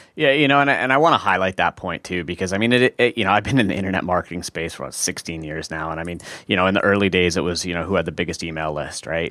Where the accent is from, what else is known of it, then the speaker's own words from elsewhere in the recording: Vancouver, British Columbia, Canada; we're both from Vancouver